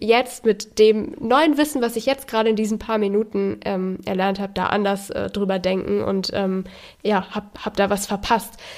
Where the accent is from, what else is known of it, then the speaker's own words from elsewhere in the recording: Germany; gerade als Deutsche